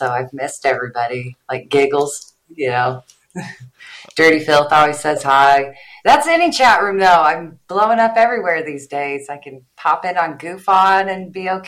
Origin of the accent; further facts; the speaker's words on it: Midwest, United States; I'm from the Midwest